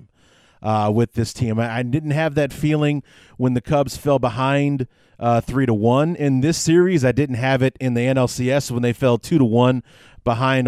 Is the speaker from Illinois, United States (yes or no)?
yes; Chicago, Illinois, United States; I born and raised on the North Side